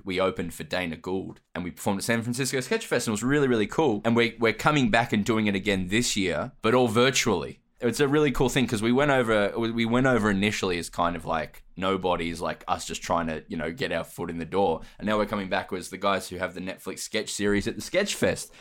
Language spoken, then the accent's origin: English; Australia; my origin story, wink, wink, is that I'm from Australia.